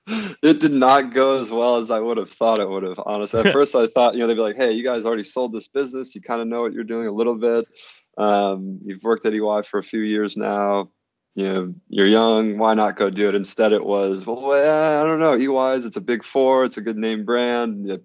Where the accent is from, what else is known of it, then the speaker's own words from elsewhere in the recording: Red Wing, Minnesota, United States; moved away; I'm from Red Wing, Minnesota, originally